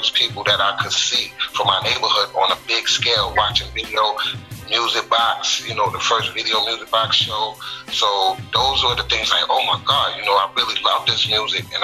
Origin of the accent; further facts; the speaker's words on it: New York City, New York, United States; also born or lived in Harlem, New York / Brooklyn, New York / Staten Island, New York; I'm from Queens. That's where I was raised since like 10 years old.